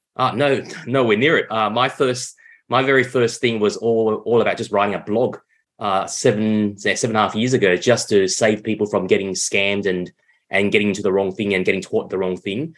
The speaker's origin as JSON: {"language": "English", "country": "Vietnam", "said": "my home country, Vietnam"}